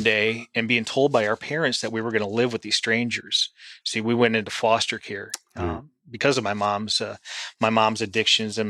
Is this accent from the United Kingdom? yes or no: no; St. Paul, Minnesota, United States; moved away as an adult; now in Pensacola, United States; I grew up in St. Paul, Minnesota